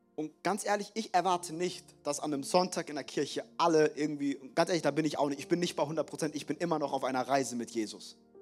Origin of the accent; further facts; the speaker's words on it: Frankfurt, Hesse, Germany; die Schulen in Frankfurt, wo ich groß geworden bin